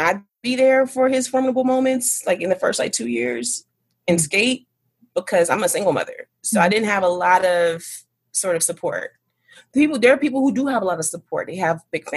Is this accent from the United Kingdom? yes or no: no; Inglewood, California, United States; moved away as an adult; also born or lived in Atlanta; I'm originally from here. Oh. I'm originally from Inglewood